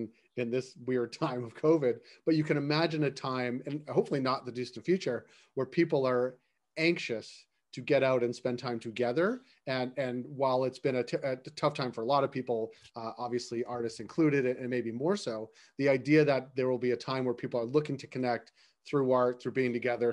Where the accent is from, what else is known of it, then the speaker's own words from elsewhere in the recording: United States; I'm American